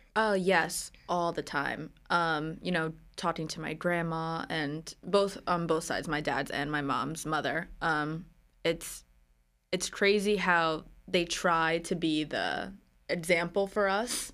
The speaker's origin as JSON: {"language": "English", "region": "New Jersey", "country": "United States", "tie": "born or raised there", "also_born_or_lived": "Philadelphia", "said": "I grew up in New Jersey"}